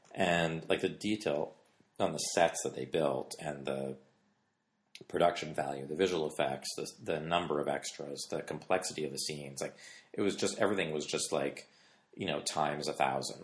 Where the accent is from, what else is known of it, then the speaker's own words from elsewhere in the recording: Canada; I grew up in Canada